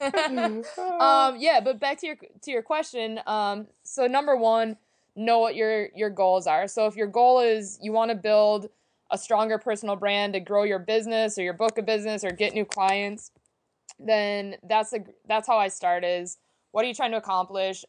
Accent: Green Bay, Wisconsin, United States; I am originally from Green Bay, Wisconsin

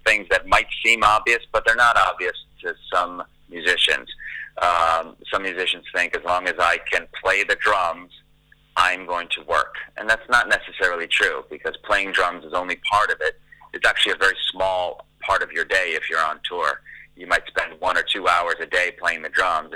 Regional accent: the New York area, United States; now in Los Angeles, United States; I'm an LA-based, Los Angeles-based drummer, but I grew up in the New York area. That's where I was born and raised

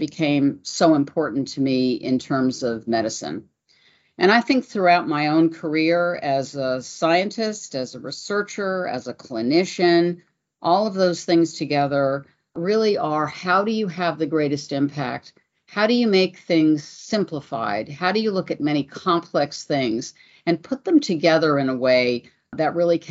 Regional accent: New York, United States; I'm originally from New York.

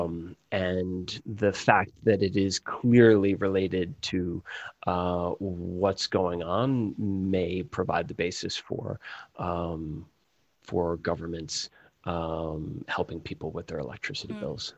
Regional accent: Hudson Valley, New York, United States; moved away as an adult; also born or lived in Cambridge, Massachusetts; now in Chicago, United States; I'm from the Hudson Valley in New York, about halfway between Albany and New York City.

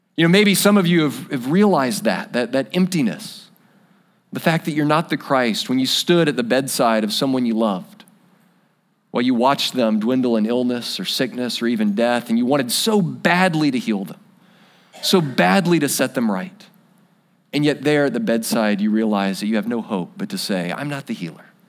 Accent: United States; We're American

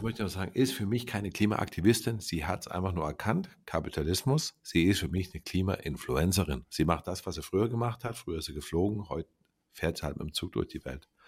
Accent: Baden-Württemberg, Germany; wir kommen ja aus Baden-Württemberg

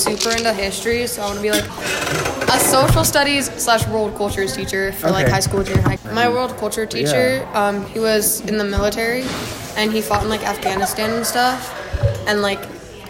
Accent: Gillette, Wyoming, United States; Well, I'm from a place with oil and coal.

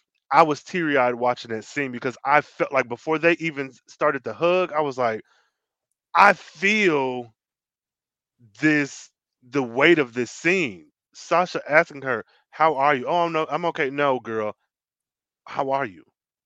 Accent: Ireland; have community, even as I'm an Irish person. Why would I not want to at least know about an Irish community?

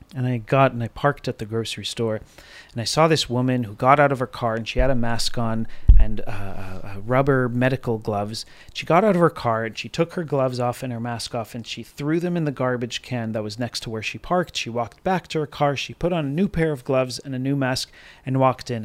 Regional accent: United States; I'm speaking as an American

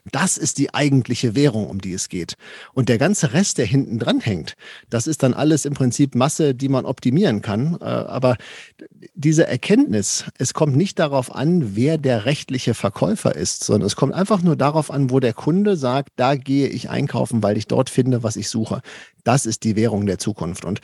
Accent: Paderborn, North Rhine-Westphalia, Germany; ich komme aus Paderborn, wenn ich jetzt meinem Paderborner Endverbraucher beibringe

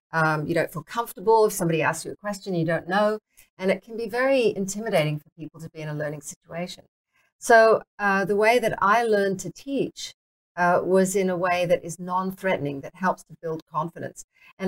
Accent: Singapore; born there; accent: mixed British, Australian, American; I started riding when I was 9 in Singapore. I was born in Singapore.

